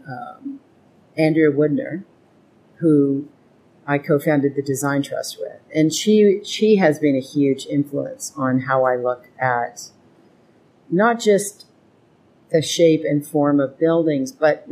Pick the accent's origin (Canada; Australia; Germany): Canada; Edmonton, Alberta; moved away; growing up in Edmonton